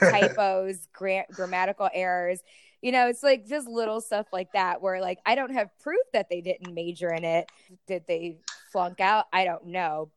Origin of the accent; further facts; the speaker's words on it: Tampa Bay area, Florida, United States; I actually am a Floridian. I was born and raised right here in the Tampa Bay area.